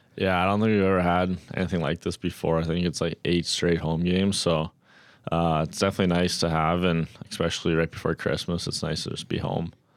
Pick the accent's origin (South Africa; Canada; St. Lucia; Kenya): Canada; Red Deer, Alberta; Red Deer just being my hometown